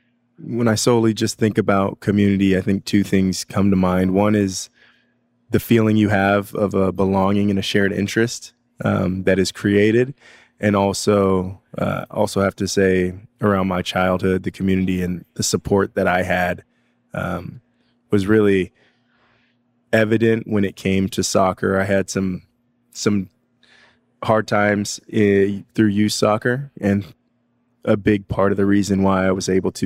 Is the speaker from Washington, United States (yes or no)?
yes; Federal Way, Washington, United States; co-founder of Ballard FC, former Seattle Sounder, player from Federal Way.